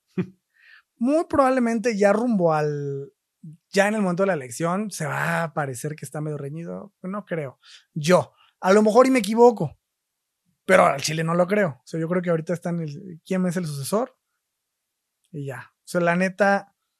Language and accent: Spanish; Isthmus of Oaxaca, Mexico; moved away; yo soy de Oaxaca, del istmo de Oaxaca, concretamente, que es la región esta más angosta del país.